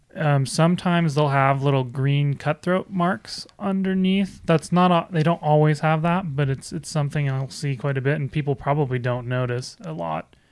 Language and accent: English; Wisconsin, United States; moved away as an adult; now in Arizona, United States; I'm originally from the Midwest. I'm from Wisconsin. I was born and raised